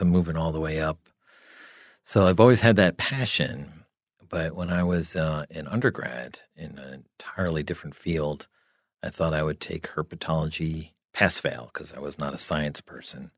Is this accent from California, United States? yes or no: no; New Jersey, United States; I grew up in New Jersey